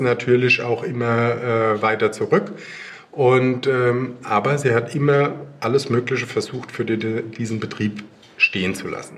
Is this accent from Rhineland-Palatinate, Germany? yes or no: yes; Rheinhessen, Rhineland-Palatinate, Germany; bei uns in Rheinhessen